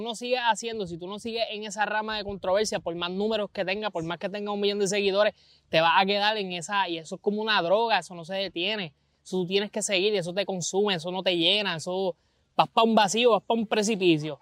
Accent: Vega Baja, Puerto Rico; soy un joven de Vega Baja

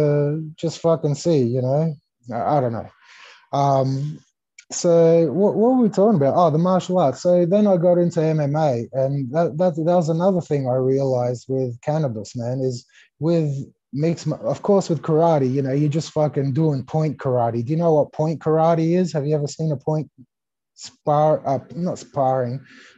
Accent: Australia; English is a second language; also born or lived in Greece / California; I was born in Greece. I came to Australia when I was 5 years old. I didn't know the language.

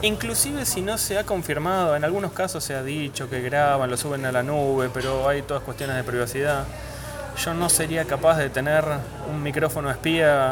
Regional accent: Argentina; nosotros como argentinos

